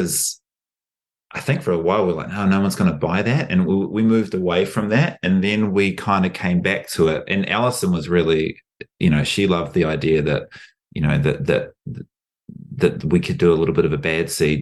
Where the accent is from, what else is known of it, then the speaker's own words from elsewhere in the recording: New Zealand; as a New Zealander